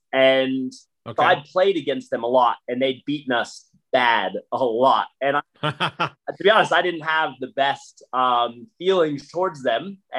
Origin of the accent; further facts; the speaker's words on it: United States; now in Australia; not even just as American playing footy in Australia